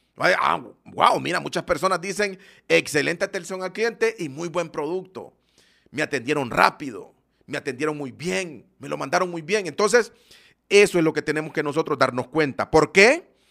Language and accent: Spanish; Honduras; Yo soy de Honduras